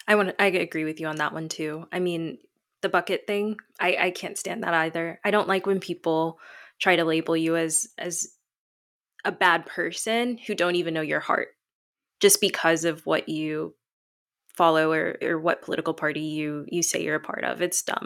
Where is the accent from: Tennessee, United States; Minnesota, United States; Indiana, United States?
Tennessee, United States; also born or lived in Chicago; I live in Tennessee. I grew up here for most of my life, even though I was born in Chicago, which is more of a liberal state.